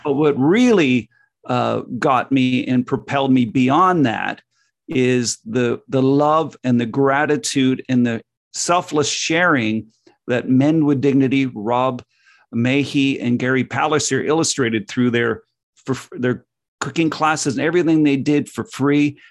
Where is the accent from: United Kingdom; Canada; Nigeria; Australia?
Canada; growing up in North America